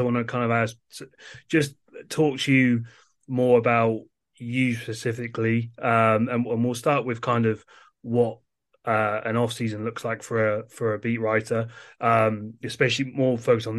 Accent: England, United Kingdom; growing up in England and just growing up around soccer

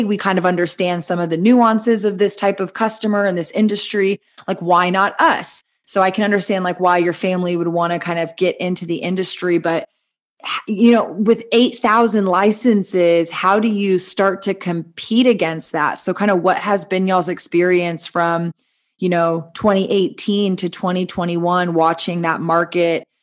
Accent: Texas, United States; poking at Texas, you know, my home state, your home state

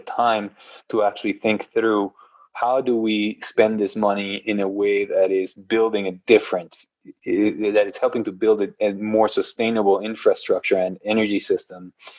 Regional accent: Guatemala; moved away as an adult; now in United States; I was born and raised in Guatemala

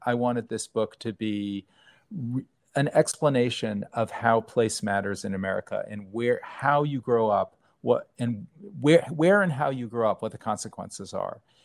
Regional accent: New Haven, Connecticut, United States; I grew up in New Haven.

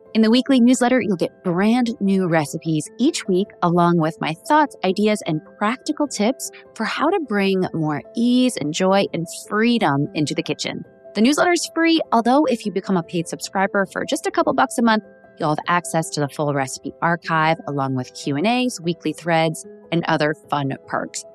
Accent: Midwest, United States; I grew up in the Midwest here in the U S

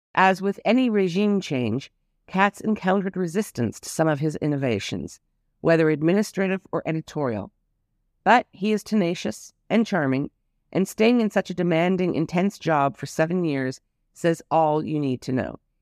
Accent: Toronto, Ontario, Canada; now in Israel; I flew back and spent several weeks in my hometown

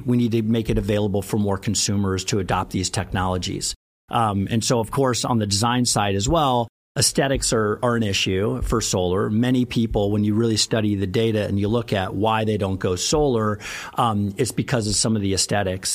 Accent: Missouri, United States; I grew up in Missouri.

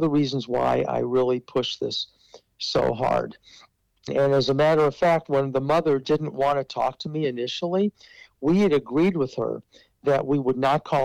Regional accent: Omaha, Nebraska, United States; as a Jewish person growing up in Omaha

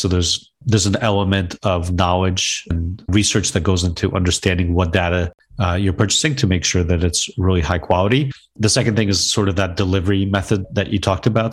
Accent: Wayne, New Jersey, United States; also born or lived in Chernivtsi, Ukraine / Brooklyn, New York; basically grew up in Brooklyn and North Jersey in a town called Wayne, New Jersey.

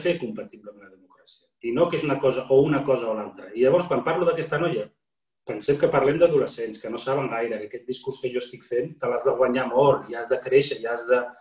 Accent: Morocco; also born or lived in Catalonia; now in Spain; com a marroquí, musulmà, emigrat

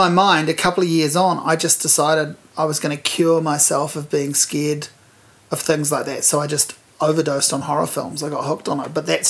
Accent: Hawke's Bay, New Zealand; I'm from Hawke's Bay

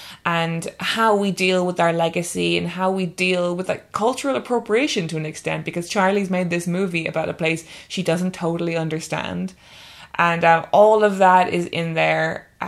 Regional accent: Ireland; now in England; that's definitely how I feel as an Irish person, and definitely how I've felt over the years as an Irish person living in England

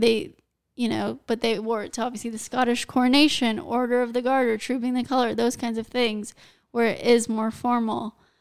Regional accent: United States; I'm American

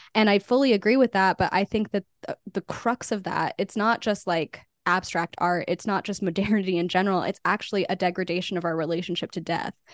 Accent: Albuquerque, New Mexico, United States; moved away as an adult; also born or lived in New York; I was born and raised in Albuquerque

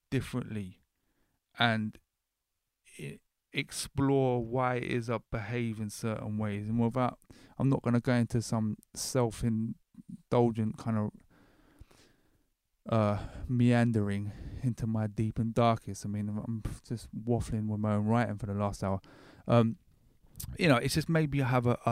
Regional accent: Horley, South East England, United Kingdom; moved away; I grew up in Hawley, which is right next to Gatwick, very close enough I could walk there.

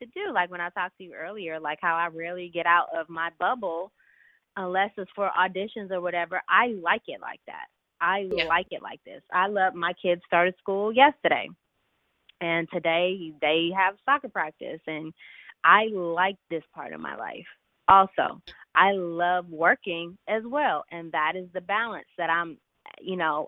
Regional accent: Philadelphia, Pennsylvania, United States; now in Los Angeles, United States; Before I moved to LA, I'm from Philly. But both my parents are born and raised in Detroit

